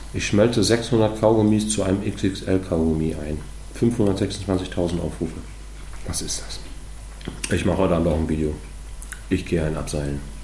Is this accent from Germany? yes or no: yes; Germany; wo ich herkomme. Ich sage, ah, Deutschland